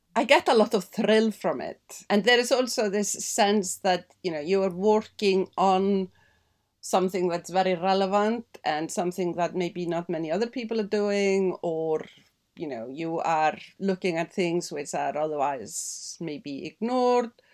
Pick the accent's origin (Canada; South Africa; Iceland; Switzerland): Iceland; also born or lived in Denmark; now in London, United Kingdom; growing up in Iceland